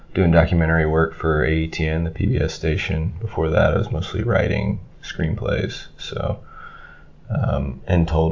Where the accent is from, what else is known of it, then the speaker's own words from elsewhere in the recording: Stafford, Virginia, United States; moved away as an adult; also born or lived in Long Beach; now in Los Angeles, United States; I'm from Stafford, Virginia